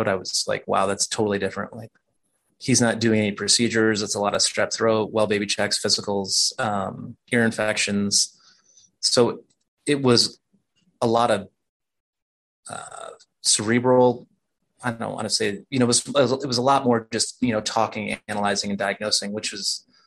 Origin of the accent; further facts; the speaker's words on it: Iowa, United States; moved away as an adult; now in Denver, United States; I'm from Iowa originally, and I did all my training at the University of Iowa